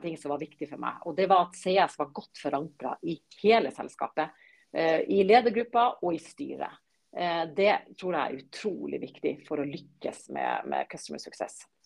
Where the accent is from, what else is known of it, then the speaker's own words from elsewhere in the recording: Bø, Nordland, Norway; moved away as an adult; now in Oslo, Norway; jeg kommer opprinnelig fra Bø i Vesterålen. Eh, men har bodd i Oslo-området siden jeg var 20